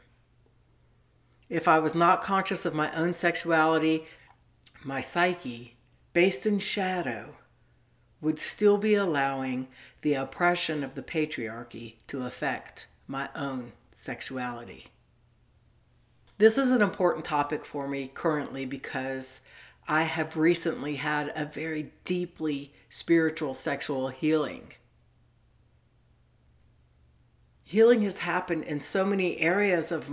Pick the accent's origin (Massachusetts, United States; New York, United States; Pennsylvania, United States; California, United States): California, United States; Southern; I grew up in Southern California in the 70s at the beach